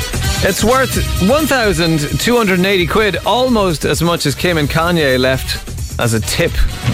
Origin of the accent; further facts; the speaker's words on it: Limerick, Munster, Ireland; now in Dublin, Ireland; I'm from Limerick.